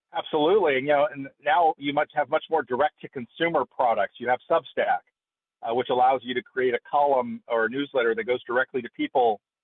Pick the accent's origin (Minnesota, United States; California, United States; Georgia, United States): California, United States; Fresno; my hometown of Fresno